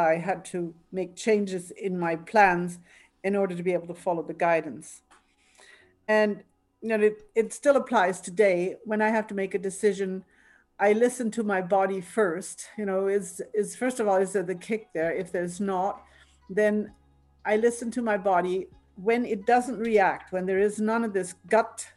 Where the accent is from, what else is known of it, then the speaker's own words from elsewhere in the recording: Altenstadt, Bavaria, Germany; English is a second language; moved away as an adult; also born or lived in Victoria, BC, Canada; now in Canada; I'm originally from Bavaria, you may hear an accent in my pronunciation